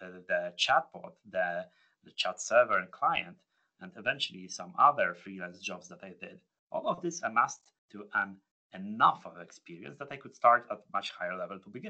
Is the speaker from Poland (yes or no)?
yes; Poland; moved away as an adult; now in United Kingdom; moving away from my home country